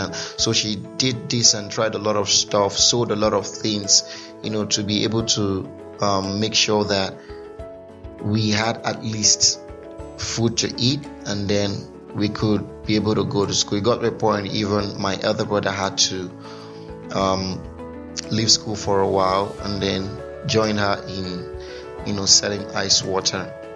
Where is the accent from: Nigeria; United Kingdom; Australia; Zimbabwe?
Nigeria; Onitsha, Anambra; I grew up, I was born in Anambra State. Sorry, did I just say Anambra State? Yeah, Anambra State. Yeah, about precisely in Onitsha.